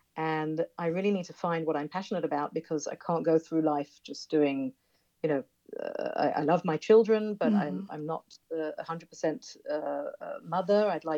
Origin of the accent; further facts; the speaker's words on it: United Kingdom; now in Israel; And I'm choosing to live here. My husband's American. I'm British.